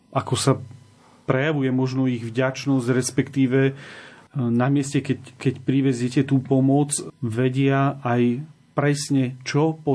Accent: Slovakia

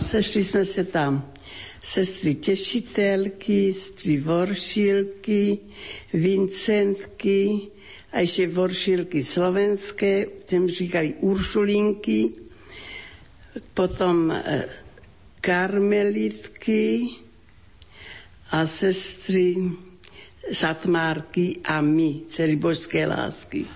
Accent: Ratíškovice, South Moravian Region, Czechia; Pocházím z rodiny křesťanské, velmi živá fárnost. To byla obec Ratiškovice na Slovácku, okres Hodonín.

